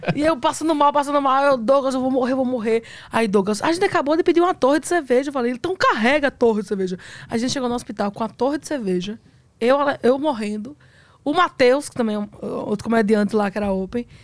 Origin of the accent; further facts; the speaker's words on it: Northeast Region, Brazil; eu sou nordestino